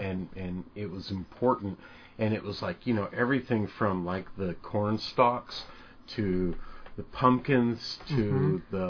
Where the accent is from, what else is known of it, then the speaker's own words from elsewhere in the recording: Midwest, United States; growing up in the Midwest